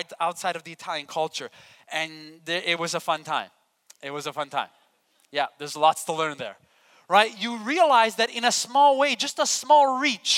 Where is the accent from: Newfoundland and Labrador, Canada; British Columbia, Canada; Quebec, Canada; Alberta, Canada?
Quebec, Canada; Montreal; now in Sarnia, Canada; I grew up in Montreal, Quebec